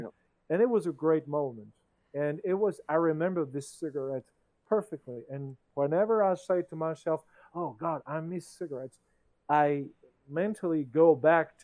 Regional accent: France; English is a second language; I'm the French guy here, and English is in my mother language

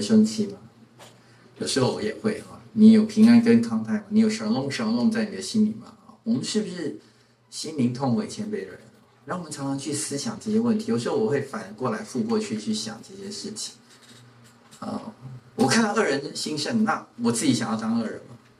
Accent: Taiwan

